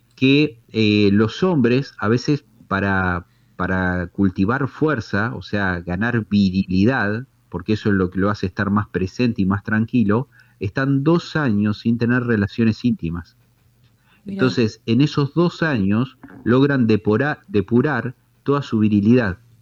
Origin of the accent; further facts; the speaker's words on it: Tandil, Buenos Aires Province, Argentina; soy de Tandil